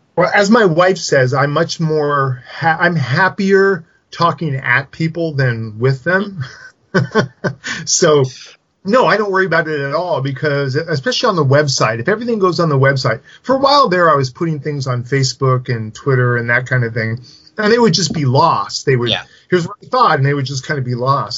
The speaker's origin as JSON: {"language": "English", "area": "Silicon Valley", "region": "California", "country": "United States", "tie": "born or raised there", "said": "around where I grew up in Silicon Valley"}